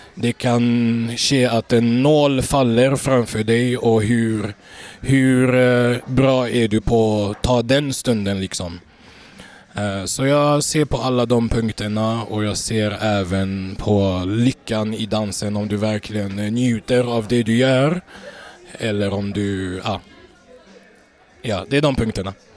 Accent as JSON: {"language": "Swedish", "town": "Gothenburg", "region": "Västra Götaland", "country": "Sweden", "tie": "born or raised there", "said": "född och uppvuxen i Göteborg"}